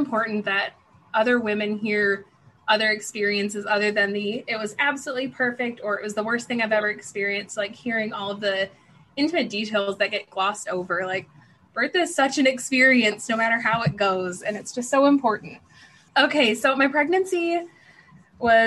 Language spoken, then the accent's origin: English; Michigan, United States; moved away as an adult; also born or lived in Tennessee; I'm from Michigan